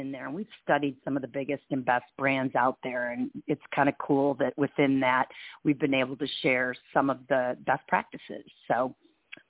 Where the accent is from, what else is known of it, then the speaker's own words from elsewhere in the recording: East Lansing, Michigan, United States; now in Bay Area, United States; growing up in East Lansing, Michigan